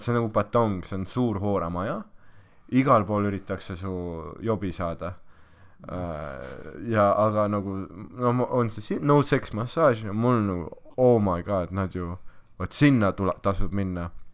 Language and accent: Estonian; Estonia; ma olen Eestist pärit